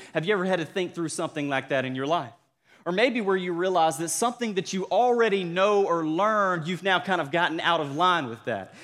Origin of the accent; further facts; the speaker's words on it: Cordele, Georgia, United States; accent: Southern; moved away; my hometown of Cordill, Georgia